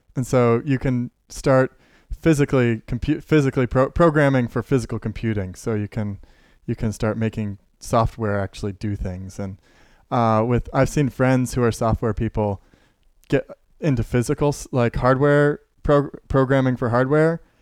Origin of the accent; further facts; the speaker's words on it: Carbondale, Illinois, United States; I was born in Carbondale